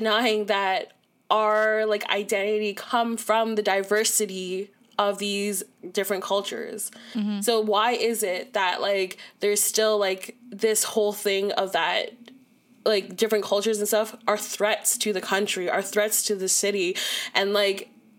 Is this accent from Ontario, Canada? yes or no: yes; Toronto, Ontario, Canada; I'm from Malvern.